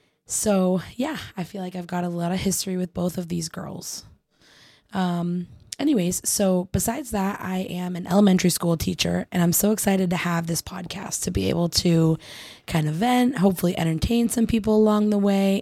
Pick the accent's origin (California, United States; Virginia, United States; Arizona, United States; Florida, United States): Arizona, United States; I am 25, and I am also born and raised in Arizona.